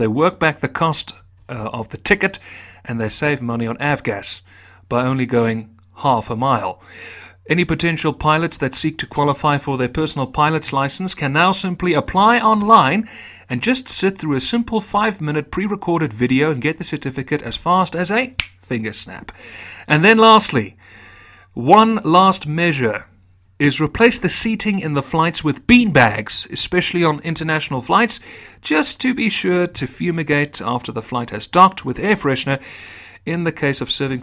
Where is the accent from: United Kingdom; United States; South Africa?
South Africa; my heritage is not only a Dutch South African, which is my primary allegiance, but a lot of the character traits of the Irish